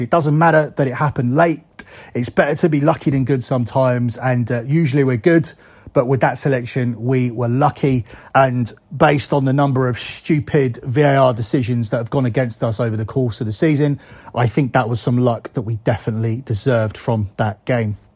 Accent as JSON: {"language": "English", "region": "England", "country": "United Kingdom", "said": "me as an English person"}